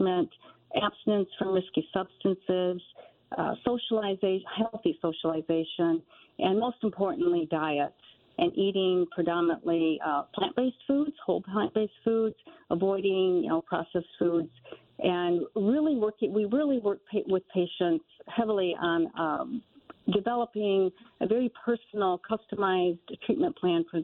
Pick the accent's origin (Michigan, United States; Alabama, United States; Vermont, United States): Michigan, United States; also born or lived in Pittsburgh; I'm from Michigan, but went to Pittsburgh